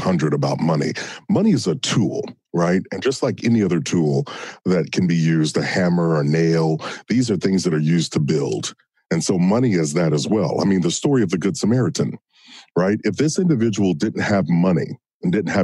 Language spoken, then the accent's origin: English; Kentucky, United States; I grew up in Kentucky in a small town.